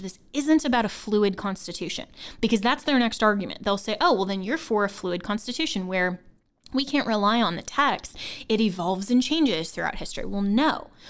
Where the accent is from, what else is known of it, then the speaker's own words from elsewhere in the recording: Longmont, Colorado, United States; I grew up in Longmont, Colorado, which is actually in Boulder County